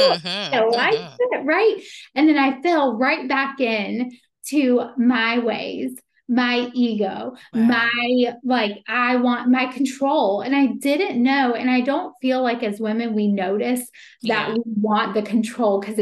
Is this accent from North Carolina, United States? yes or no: yes; Meppen, North Carolina, United States; also born or lived in Greensboro, North Carolina; now in Wilmington, United States; I'm from Meppen